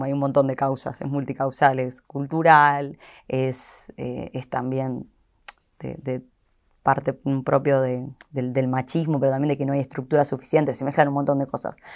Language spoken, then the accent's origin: Spanish; Haedo, Buenos Aires Province, Argentina; Somos de Aedo los dos, salimos ahí del, barrio